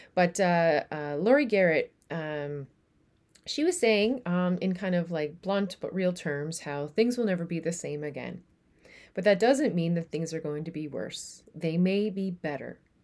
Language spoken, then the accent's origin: English; Newfoundland and Labrador, Canada; now in Netherlands